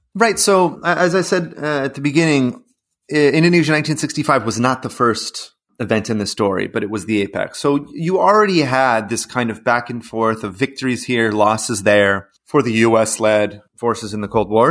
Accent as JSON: {"language": "English", "town": "Los Angeles", "region": "California", "country": "United States", "also_born_or_lived": "Mexico / Venezuela / Brazil", "moved": "yes", "said": "I'm from Los Angeles"}